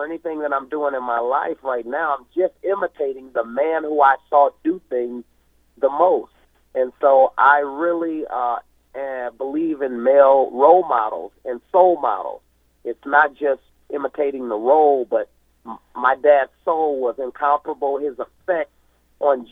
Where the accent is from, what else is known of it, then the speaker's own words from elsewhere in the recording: Missouri, United States; moved away; also born or lived in Washington, D.C.; growing up in Missouri and then moving to Washington, D.C.